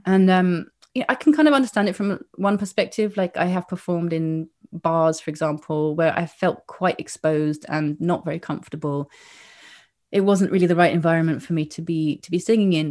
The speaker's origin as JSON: {"language": "English", "region": "England", "country": "United Kingdom", "tie": "born or raised there", "moved": "as an adult", "lives_now": "Granada, Spain", "said": "growing up in England"}